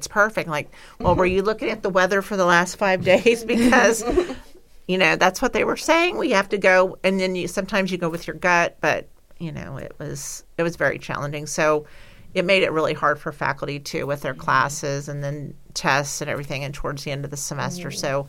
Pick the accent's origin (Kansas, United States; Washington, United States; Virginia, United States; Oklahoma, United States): Kansas, United States; I'm from Kansas.